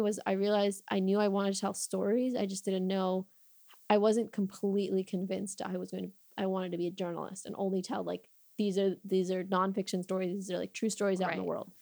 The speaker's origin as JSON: {"language": "English", "town": "Chicago", "region": "Illinois", "country": "United States", "tie": "born or raised there", "said": "I was born and raised in Chicago"}